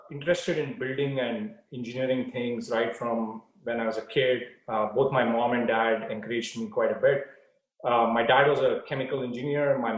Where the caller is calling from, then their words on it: Palo Alto, California, United States; I am uh, at home in Palo Alto, California.